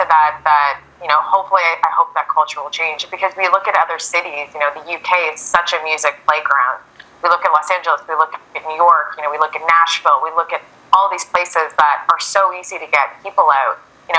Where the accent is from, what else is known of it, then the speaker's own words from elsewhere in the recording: Canada; It's not that I don't love being Canadian